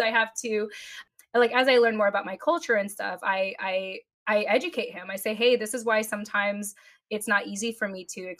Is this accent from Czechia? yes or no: no; Japan; born there; being Filipino, being a mil- being a, an American, being born in Japan.